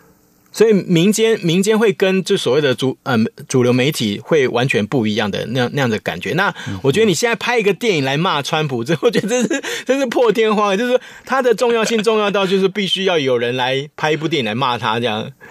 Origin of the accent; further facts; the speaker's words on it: Taiwan; 我们台湾人就很好玩